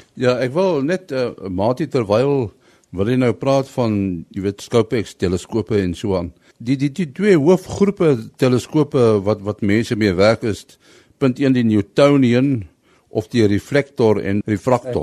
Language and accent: Afrikaans; Pretoria, Gauteng, South Africa; toe klein tyd ons het hier in Pretoria groot geword